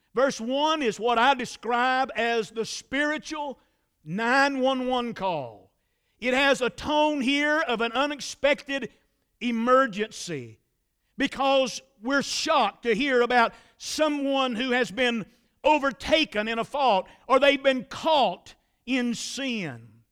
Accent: Statesville, North Carolina, United States; I was raised in the Trinity community in Iredell County. That's about four or five miles outside of Statesville

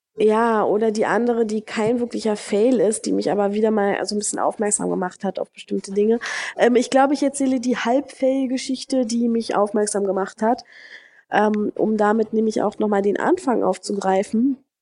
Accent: Germany; moved away as an adult; now in Brazil; mich auch nicht als Deutsche ansehen würden

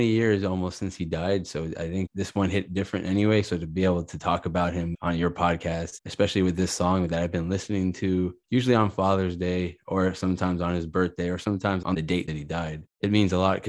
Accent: Miami, Florida, United States; also born or lived in Long Island, New York; now in Orlando, United States; I grew up in Miami, but before we moved to Miami, we lived in Long Island.

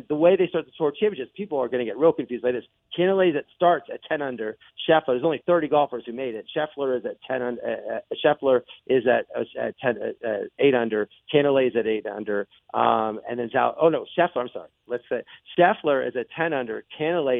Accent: Altoona, Pennsylvania, United States; my hometown, Altoona, is right next to Hollidaysburg

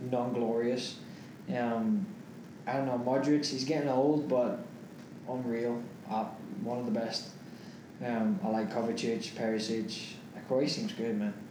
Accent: United States; as an American

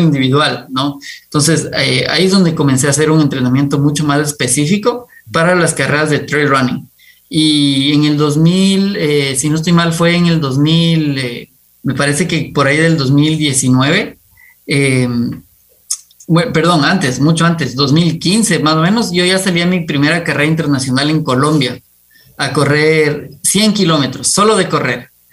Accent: Quito, Pichincha, Ecuador; yo nací en Quito. me encanta el Ecuador, me encanta, me encantó crecer rodeado de montañas

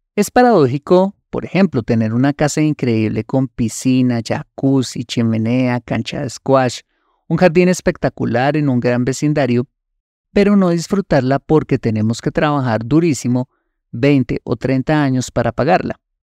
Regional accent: Colombia; Un ejemplo colombiano. Uno de los platos típicos más deliciosos en mi país es la bandeja paisa

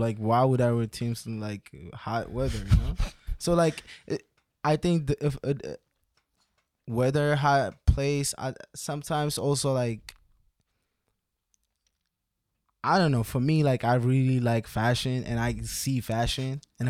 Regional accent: Ethiopia; Like, I'm from Ethiopia.

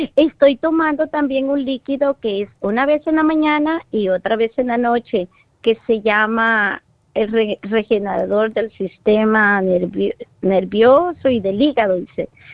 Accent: El Salvador; now in Los Angeles, United States; yo vivo en Los Ángeles, pero vengo de El Salvador

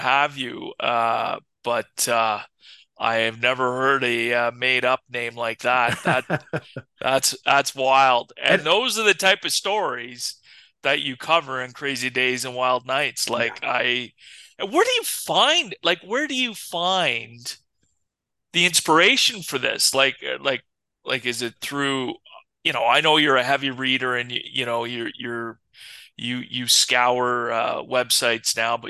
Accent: Ottawa area or Toronto area, Ontario, Canada; we grew up in the Ottawa area or, you know, Toronto area, most of our lives.

